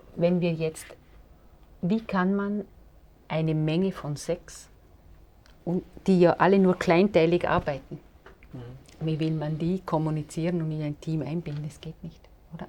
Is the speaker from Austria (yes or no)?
yes; Vorarlberg, Austria; ich komme ja aus Vorarlberg